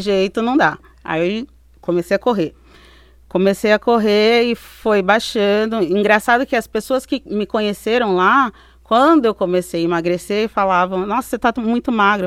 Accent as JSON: {"language": "Portuguese", "region": "interior of São Paulo", "country": "Brazil", "tie": "born or raised there", "also_born_or_lived": "Belgium", "moved": "as an adult", "lives_now": "United States", "said": "eu, crescendo, eu sou do interior de São Paulo"}